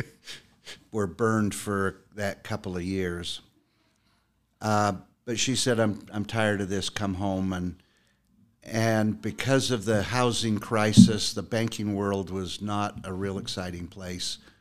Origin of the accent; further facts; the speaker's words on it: Utah, United States; born and raised in Utah